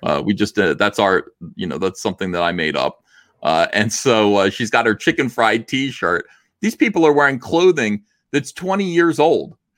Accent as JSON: {"language": "English", "region": "New Jersey", "country": "United States", "said": "I'm from New Jersey"}